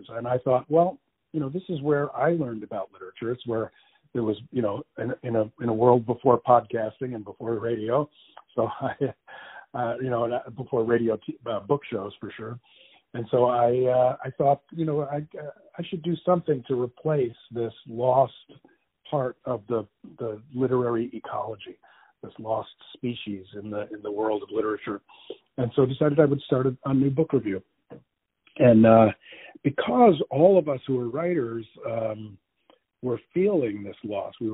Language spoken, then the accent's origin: English; New Jersey, United States; born there; also born or lived in Connecticut / Massachusetts / Florida / Iowa; Uh, I was born in New Jersey uh, many, many, many, many, many